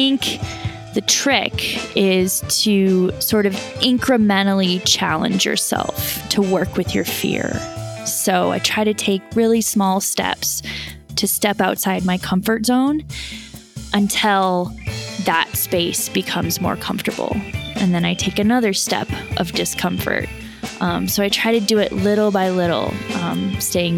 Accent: Colorado, United States; now in California, United States; I'm originally from Colorado. I live in California now.

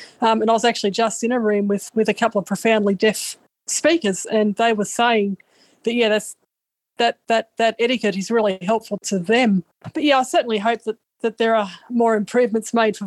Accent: Australia; I'm from Australia

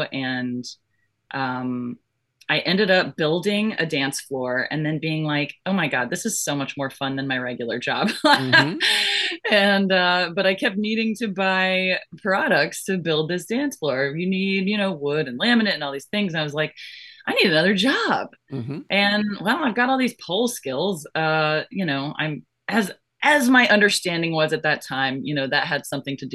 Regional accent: Florida, United States; also born or lived in Georgia / Orlando, Florida; I was born in Florida and I grew up in Florida and Georgia.

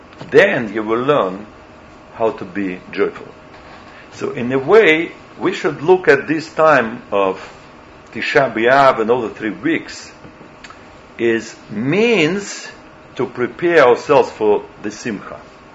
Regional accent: New York, United States; English is a second language; So meanwhile, I came from New York, so tell me how it sounds in English. Especially English is not my native language.

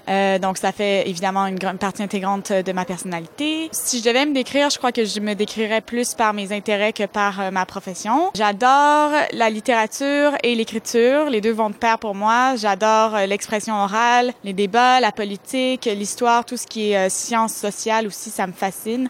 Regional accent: Montreal, Quebec, Canada; Je vis à Montréal, je suis montréalaise, je suis née à Montréal, je n'ai jamais déménagé de ma vie

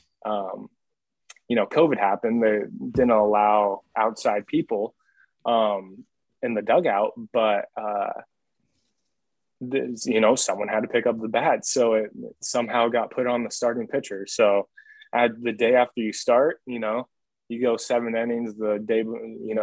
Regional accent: the Northwest, Pacific Northwest, United States; I'm from the Northwest.

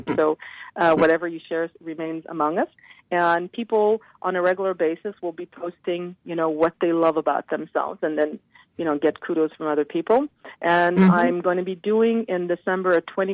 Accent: Montreal, Quebec, Canada; here I'm in Montreal

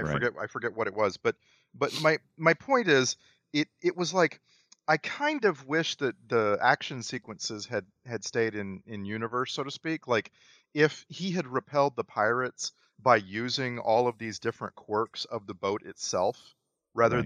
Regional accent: United States; middle class white American.

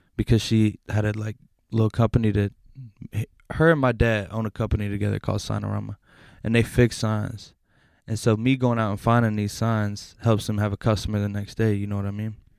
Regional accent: Louisville, Kentucky, United States; I'm from Louisville, Kentucky, and I'm in the Bay.

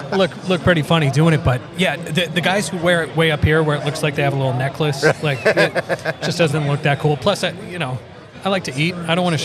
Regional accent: Massachusetts, United States; Growing up in Massachusetts, Extreme was a huge...

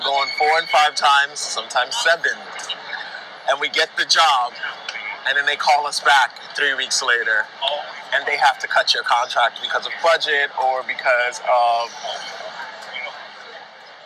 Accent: New York City, New York, United States; I grew up in New York City and I was part of the Boys Choir of Harlem.

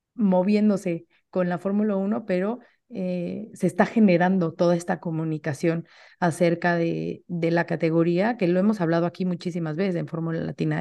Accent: Mexico; como mexicanos o como latinos

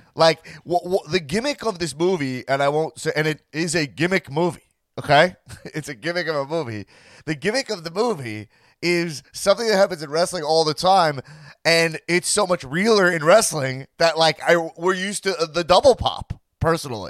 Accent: Long Island, New York, United States; I'm a Long Island guy

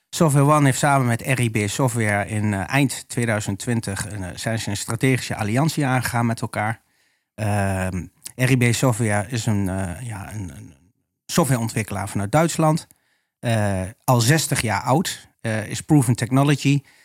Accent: Almelo, Overijssel, Netherlands; also born or lived in Haarlem; now in Oldenzaal, Netherlands; geboren en gebogen tukker. Ja. Ras echt. En woon in Oldenzaal. ben geboren in Almelo.

